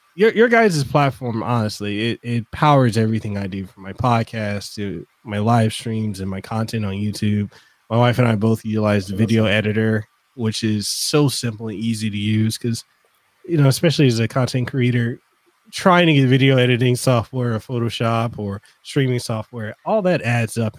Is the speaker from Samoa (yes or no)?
yes; Samoa; English is a second language; now in Hawaii, United States; i'm originally from western samoa so for me english isn't my native language